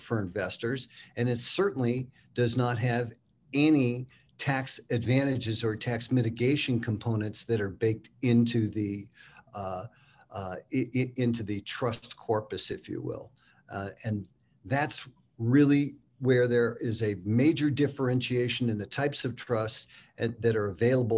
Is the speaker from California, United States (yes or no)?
yes; San Francisco, California, United States; moved away as an adult; now in Park City, United States; I'm a fifth generation San Franciscan, born and raised there, went to high school and junior high, elementary school